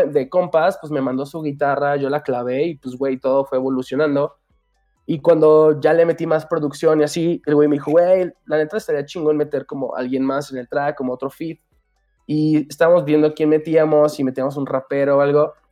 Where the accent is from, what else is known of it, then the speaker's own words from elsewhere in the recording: Aguascalientes, Mexico; yo soy mexicano, yo nací en Aguas, de hecho, y no me creían.